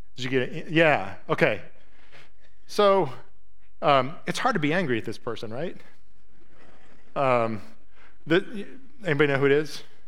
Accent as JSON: {"language": "English", "country": "United States", "said": "as an American"}